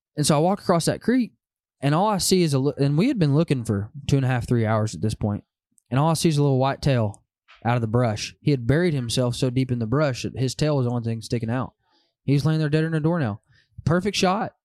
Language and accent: English; Van Buren, Arkansas, United States; also born or lived in Oklahoma City, Oklahoma; born and raised in Van Buren, Arkansas